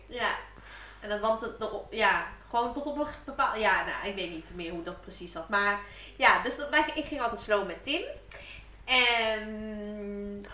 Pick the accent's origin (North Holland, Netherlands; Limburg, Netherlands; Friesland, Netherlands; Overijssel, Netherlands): Overijssel, Netherlands; Diepenveen; ze kwamen bij ons in Diepeveen wonen